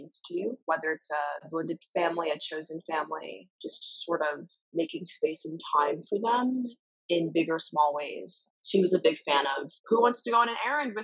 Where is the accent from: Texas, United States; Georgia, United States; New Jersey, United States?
New Jersey, United States; Summit; I grew up in Summit, New Jersey, a very small town known for our lacrosse and tree-lined streets